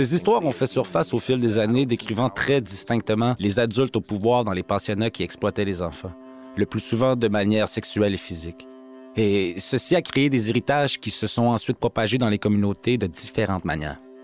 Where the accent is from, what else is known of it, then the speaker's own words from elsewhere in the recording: Little Peguis, north of Winnipeg, Manitoba, Canada; Je suis Anishinaabe de Little Peguis ou de St. Peter's Indian Settlement, juste au nord de Winnipeg.